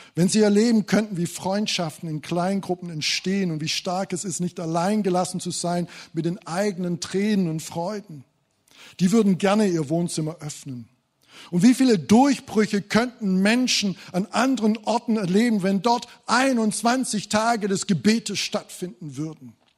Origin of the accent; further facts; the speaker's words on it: Thuringia, Germany; bei uns in Thüringen